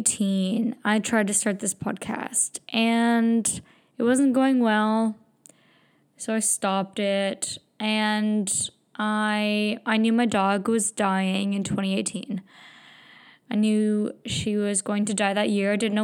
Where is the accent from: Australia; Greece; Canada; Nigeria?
Canada; Brampton, Ontario; also born or lived in British Columbia; So I grew up in Brampton. And I knew I had to get out.